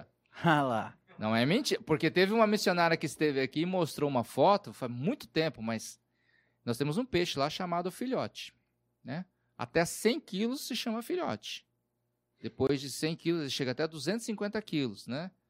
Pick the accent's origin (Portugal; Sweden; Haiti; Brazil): Brazil; Southeast; A gente é do Sudeste, no contexto urbano, e você vai para o norte do país, que é muito diferente, né?